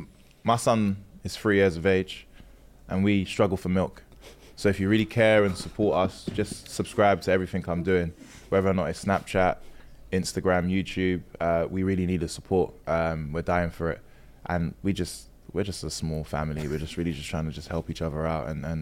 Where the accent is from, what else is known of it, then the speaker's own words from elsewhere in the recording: Sierra Leone; Guys, I'm from Sierra Leone.